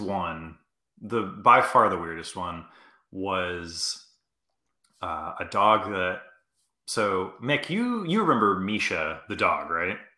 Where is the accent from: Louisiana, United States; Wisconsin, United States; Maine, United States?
Maine, United States; moved away; me and Greg grew up together. Uh, Greg, we're both from Maine originally